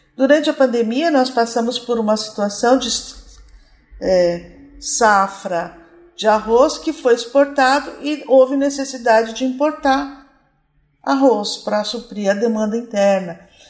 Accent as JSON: {"language": "Portuguese", "country": "Brazil", "said": "nós, como brasileiros"}